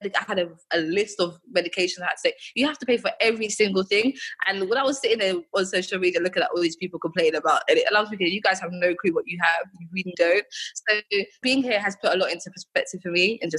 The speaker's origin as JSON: {"language": "English", "region": "England", "country": "United Kingdom", "tie": "born or raised there", "moved": "as an adult", "lives_now": "Accra, Ghana", "said": "I'm from England, I was born in England"}